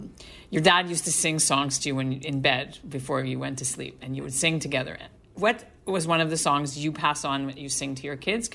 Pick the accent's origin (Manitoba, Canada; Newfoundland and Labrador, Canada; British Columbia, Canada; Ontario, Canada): Ontario, Canada; Hamilton; growing up in Hamilton, there's a lot of Jewish famous actors